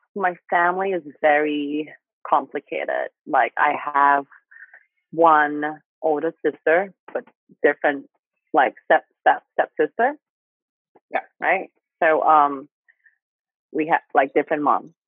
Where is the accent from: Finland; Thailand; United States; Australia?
Thailand; accent: Thai; English is a second language; I still like have some Thai accents